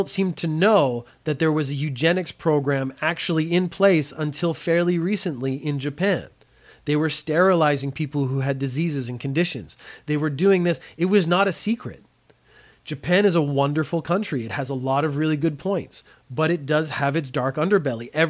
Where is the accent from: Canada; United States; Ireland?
Canada; I am Canadian. Canada has a lot of really good points, has a lot of really bad points.